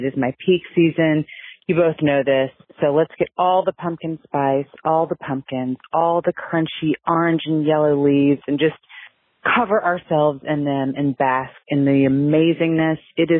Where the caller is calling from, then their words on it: Columbia, South Carolina, United States; I'm calling you from Columbia, South Carolina.